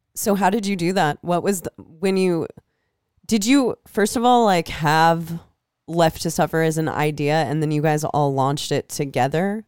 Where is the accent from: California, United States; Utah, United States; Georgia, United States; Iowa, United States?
Iowa, United States; moved away; I'm from Iowa